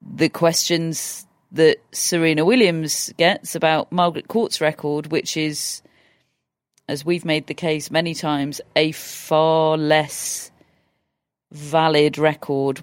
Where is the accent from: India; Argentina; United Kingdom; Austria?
United Kingdom; England; we're English